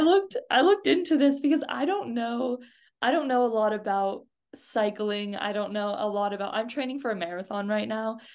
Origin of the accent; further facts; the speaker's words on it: United States; As an American